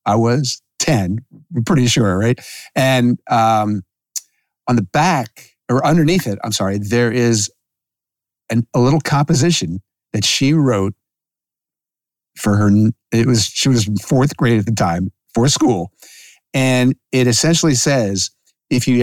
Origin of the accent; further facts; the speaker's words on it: Philadelphia, Pennsylvania, United States; growing up in Philadelphia.